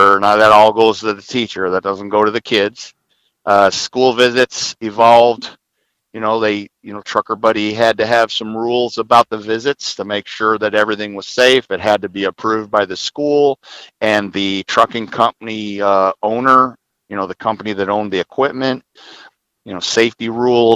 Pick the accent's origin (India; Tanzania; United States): United States; Southern Illinois; My current three classes are all in Southern Illinois in my hometown